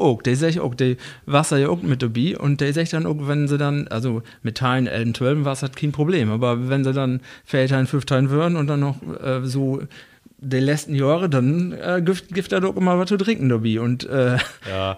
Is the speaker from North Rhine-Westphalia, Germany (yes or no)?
no; Rütenbrock, Lower Saxony, Germany; now in Wesuwe, Germany; ich komme aus Rüttenbrauch